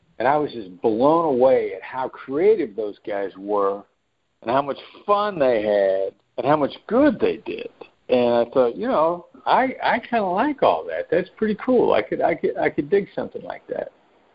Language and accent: English; Iowa, United States; also born or lived in New York; You know, I know my voice doesn't sound like it because of the time that I spent in New York, but I'm originally from a small town in Iowa. I'm a small town Midwestern guy